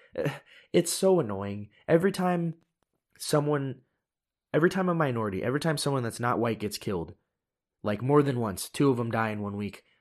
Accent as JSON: {"language": "English", "country": "United States", "said": "I am Asian American"}